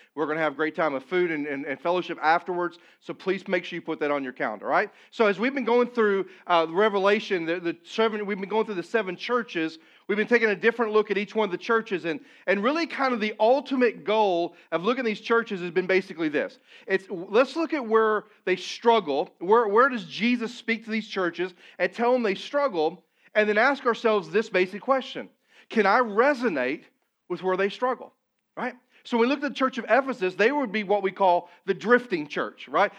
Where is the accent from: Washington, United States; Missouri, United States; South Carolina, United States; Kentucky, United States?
Missouri, United States; Poplar Bluff; moved away; Papa Bluff, my hometown, it's not a large community, it's about seventeen, eighteen thousand people